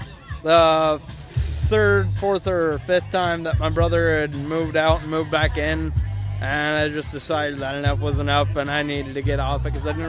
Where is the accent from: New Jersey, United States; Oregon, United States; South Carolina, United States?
Oregon, United States; Keizer; I'm from right here, actually, Kaiser, but it's right on the border of Salem.